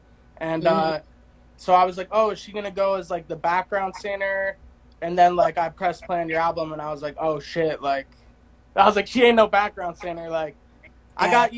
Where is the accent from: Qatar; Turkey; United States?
United States; East Coast; like you're from the East Coast, I'm from the East Coast too.